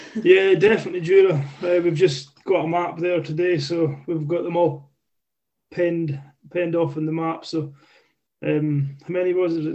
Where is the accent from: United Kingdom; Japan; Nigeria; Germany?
United Kingdom; Islay, Scotland; born and raised in Isla